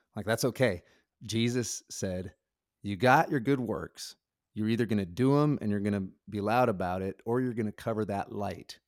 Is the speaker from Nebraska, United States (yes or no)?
yes; Nebraska, United States; I grew up in Nebraska